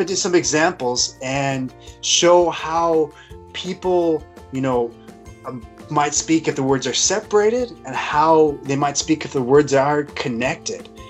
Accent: United States; moved away; I come from Washington, and uh, I maybe not quite as quickly, but we do speak fast

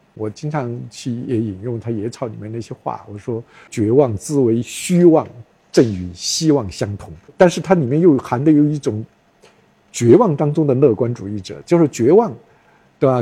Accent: China; also born or lived in Sichuan University, Chengdu / Beijing; 我们中国人

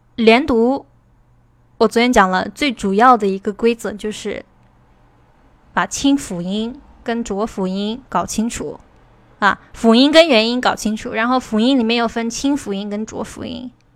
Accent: China; 我们中国人学英语的时候

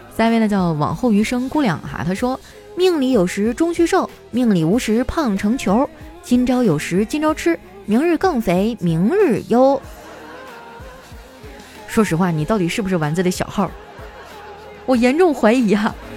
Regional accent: Qitaihe, Heilongjiang, China; moved away; 我老家七台河也没有疫情啊

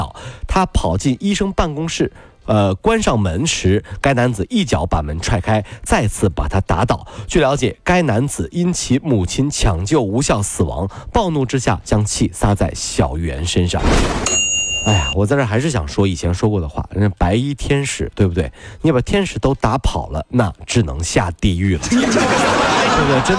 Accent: Wenzhou, Zhejiang, China; 对，这个不是我们温州人。

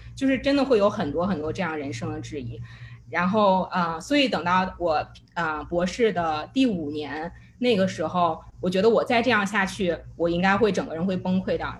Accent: China; moved away; 我又不想丢掉我中国人的 identity

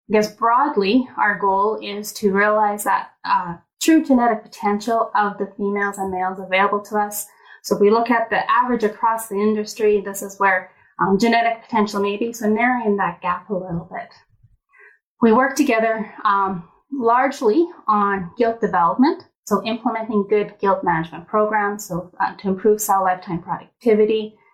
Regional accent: Edmonton, Alberta, Canada; I guess I was born and raised here

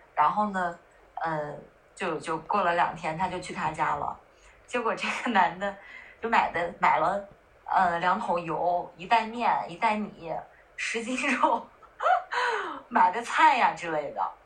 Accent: northern China, China; 我是北方人，我会经常到南方出差

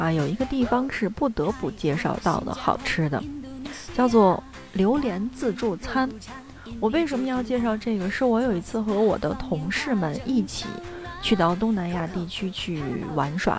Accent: Inner Mongolia, China; 曼谷人的好客可以说是跟我的家乡哈内蒙有的一拼了。

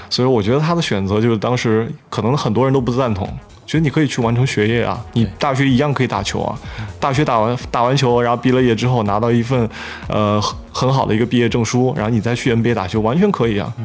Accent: Qingchuan, Sichuan, China; 我们家新现在是在，呃，广元青川这边，就是以前老房子，因为我外婆还有我，我母亲都是那出生的，我也是那出生的，户口也在那边

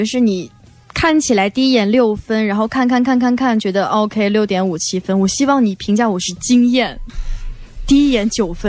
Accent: Shanxi, China; 对不起，我是山西人。

